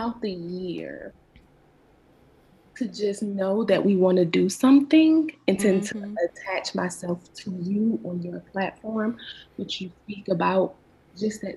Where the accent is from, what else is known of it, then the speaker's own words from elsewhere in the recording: Savannah, Georgia, United States; moved away as an adult; also born or lived in Atlanta, Georgia; I'm originally from Savannah, Georgia. And graduated high school, and I moved to Atlanta.